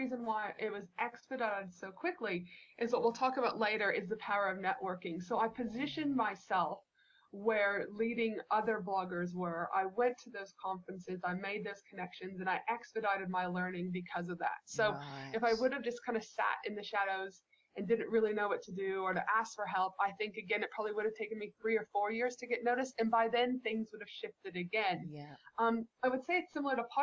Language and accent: English; Canada; moved away; when I was a child growing up in Canada